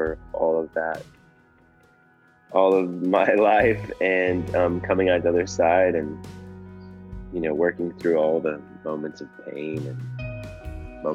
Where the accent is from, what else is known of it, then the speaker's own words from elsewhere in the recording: New London, Minnesota, United States; moved away as an adult; also born or lived in Arkansas; I grew up in Minnesota, in a small town of 1,000 people called New London.